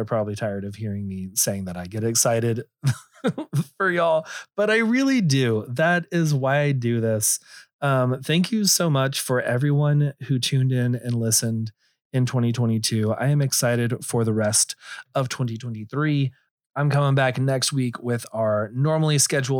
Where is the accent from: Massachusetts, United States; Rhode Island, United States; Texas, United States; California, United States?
Texas, United States; I'm from Texas and everything, but I kind of pride myself that I don't have a thick drawl